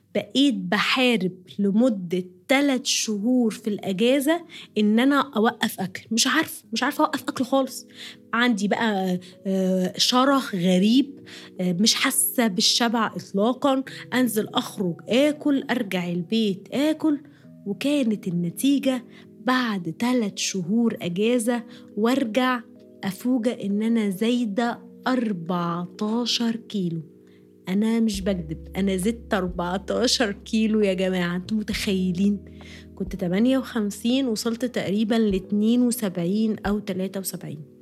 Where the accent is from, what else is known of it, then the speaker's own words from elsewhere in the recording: Egypt; moved away; انا عايشه بره مصر وانا مصريه طبعا